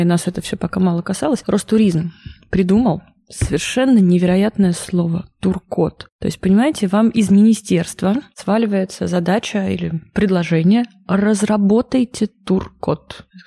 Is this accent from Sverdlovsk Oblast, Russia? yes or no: no; Nizhny Novgorod, Nizhny Novgorod Oblast, Russia; Приехала я из Нижнего Новгорода